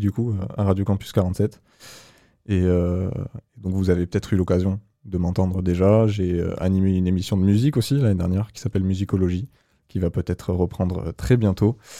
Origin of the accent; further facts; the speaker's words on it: Agen, Nouvelle-Aquitaine, France; je viens d'Agen aussi